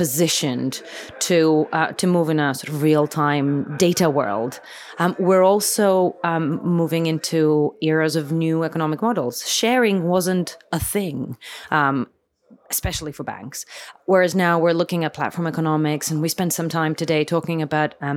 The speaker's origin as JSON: {"language": "English", "town": "Athens", "region": "Attica", "country": "Greece", "tie": "born or raised there", "said": "I was born and raised in Athens"}